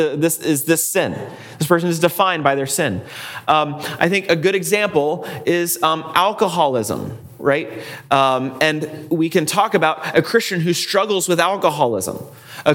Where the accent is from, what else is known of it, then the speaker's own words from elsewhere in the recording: United States; I am an American